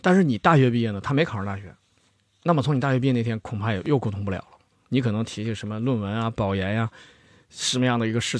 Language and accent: Chinese; China; 我觉得我们中国人就是跟亲戚啊、朋友的这个倾诉啊